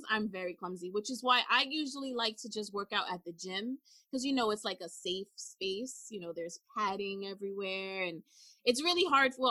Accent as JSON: {"language": "English", "region": "New York", "country": "United States", "said": "No shades of Skechers, but we're from New York."}